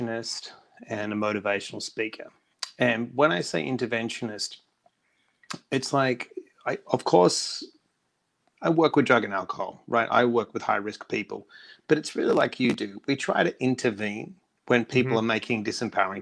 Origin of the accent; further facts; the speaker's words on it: Perth, Western Australia, Australia; moved away; also born or lived in United States; I was come from Perth with nothing, the most isolated capital city in the world, moved to America